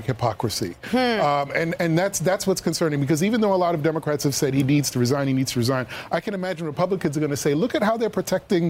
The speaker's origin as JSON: {"language": "English", "town": "New York City", "region": "New York", "country": "United States", "tie": "born or raised there", "said": "I grew up in the Bronx"}